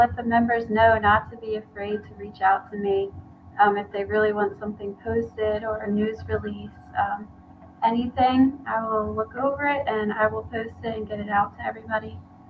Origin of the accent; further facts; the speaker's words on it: Gilbertsville, Pennsylvania, United States; moved away as an adult; also born or lived in Myrtle Beach, South Carolina; I'm originally from Gilbertsville, Pennsylvania.